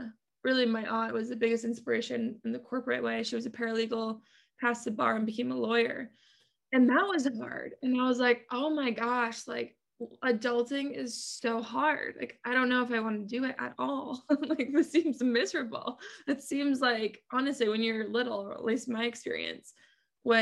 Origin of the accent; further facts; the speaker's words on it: Massachusetts, United States; moved away as an adult; now in Atlanta, United States; born and raised in Massachusetts